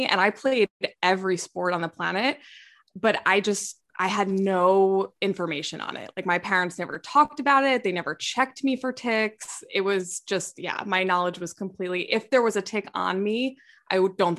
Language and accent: English; New Rochelle, New York, United States; also born or lived in Hoboken, New Jersey / Manhattan, New York / Astoria, New York; I grew up in New Rochelle, New York. I went to high school here. I went to college here. And then after college, I moved to Hoboken, New Jersey, lived there for a little bit. And then I went to Manhattan.